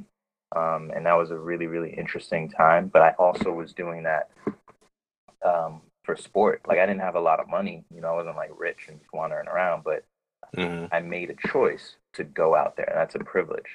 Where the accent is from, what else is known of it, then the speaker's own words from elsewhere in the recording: New York, United States; moved away as an adult; now in Oakland, United States; I'm from New York